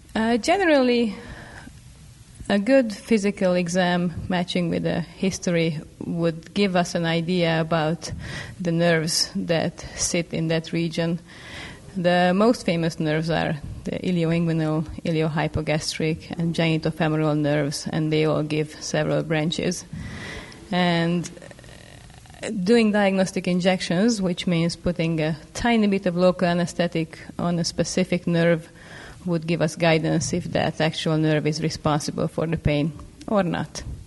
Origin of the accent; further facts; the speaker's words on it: Budapest, Hungary; now in Seattle, United States; I'm a physician from Budapest, Hungary and I have been practicing at University of Washington in Seattle for the last six years